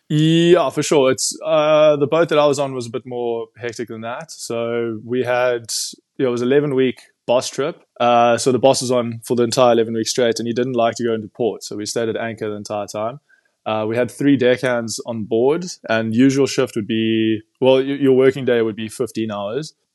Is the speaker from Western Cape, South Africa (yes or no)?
yes; Cape Town, Western Cape, South Africa; I'm from Cape Town originally